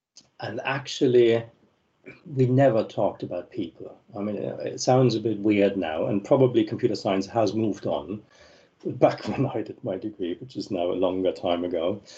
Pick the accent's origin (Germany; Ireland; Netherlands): Germany; moved away as an adult; So I came from Germany and I moved to Italy, first to Rome, then to Siena.